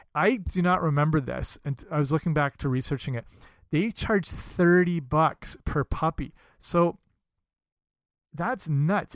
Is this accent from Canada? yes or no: yes; Canada; I'm Canadian, so that makes me very proud of my homeland